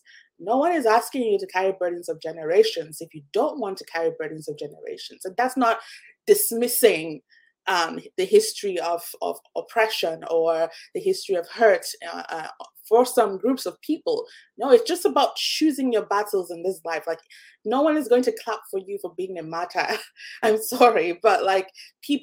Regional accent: Nigeria; now in North America; my experience growing up in Nigeria

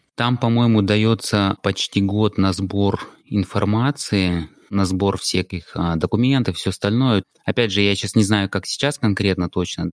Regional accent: Krasnodar, Krasnodar Krai, Russia; moved away as an adult; also born or lived in San Francisco, United States; now in United States; оригинально я из России, из Краснодара, и в США я переехал около 11 лет назад

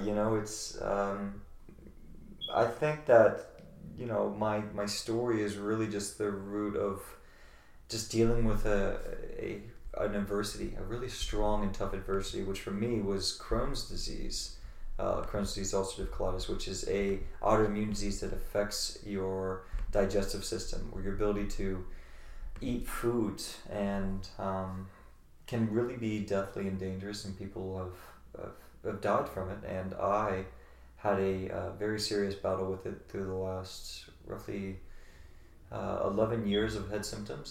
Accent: Virginia, United States; moved away as an adult; now in Los Angeles, United States; I'm from the sticks I'm from Virginia and and, and um, you know in the woods where people don't really have much

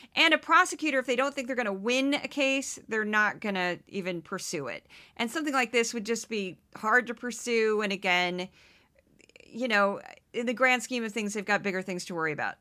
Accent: Missouri, United States; I am from Missouri

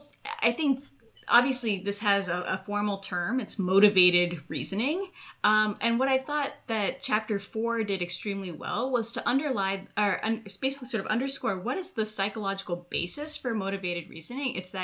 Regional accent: United States; moved away as an adult; now in Israel; As an American living in Israel

